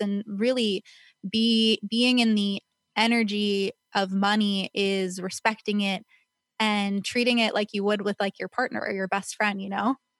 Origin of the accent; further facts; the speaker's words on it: Calabasas, California, United States; I grew up in Agora, Calabasas area